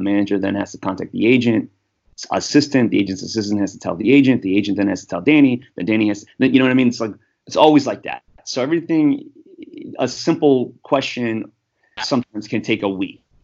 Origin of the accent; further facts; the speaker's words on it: United States; I'm just American white guy